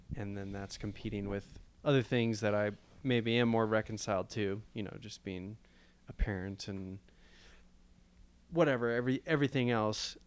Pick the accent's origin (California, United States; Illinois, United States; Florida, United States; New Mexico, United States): Illinois, United States; Chicago; growing up in the Chicago area